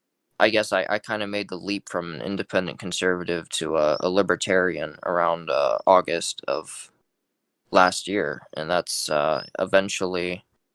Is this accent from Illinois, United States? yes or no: no; California, United States; now in Georgia, United States; I'm from California originally, so I grew up in a heavily left-wing state